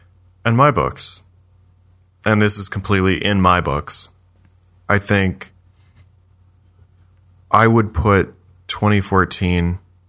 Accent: Canada; being a Canadian, because you talk to Canadians everywhere all the time.

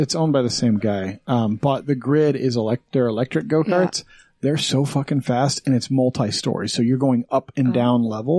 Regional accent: Green River, Wyoming, United States; now in Utah, United States; I grew up in Wyoming. Okay. I went to school in Green River, Wyoming. Okay. That's all high school.

